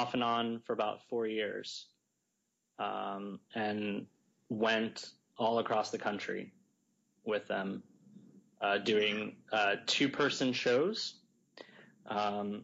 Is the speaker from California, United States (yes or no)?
no; Greensboro, North Carolina, United States; moved away as an adult; now in New York, United States; I'm actually from Greensboro